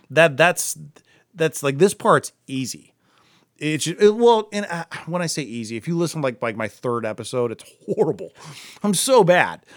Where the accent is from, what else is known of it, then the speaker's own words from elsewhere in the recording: Akron, Ohio, United States; we grew up together in Akron